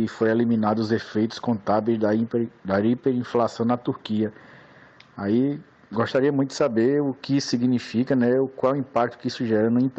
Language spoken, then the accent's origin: Portuguese; Recife, Pernambuco, Brazil; sou de Recife, Pernambuco.